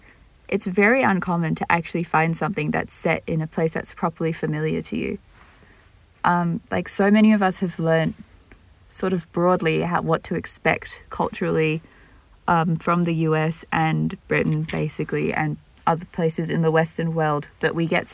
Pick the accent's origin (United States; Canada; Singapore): Singapore; Both grew up in Singapore, with my family being expats slash immigrants and Chuen's being Singaporean.